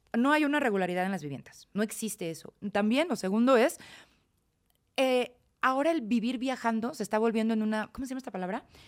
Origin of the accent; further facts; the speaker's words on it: Celaya, Guanajuato, Mexico; moved away as an adult; yo crecí en Celaya